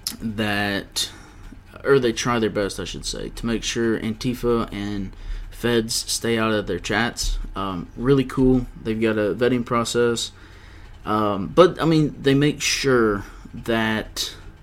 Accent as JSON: {"language": "English", "region": "Georgia", "country": "United States", "said": "Georgia, my home state"}